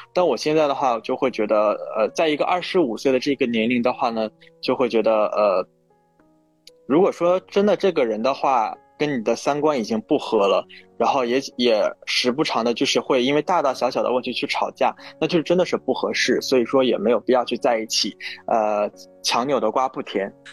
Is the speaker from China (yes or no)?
yes; Northeast China, China; now in Shanghai, China; 我是一个东北人，工作在上海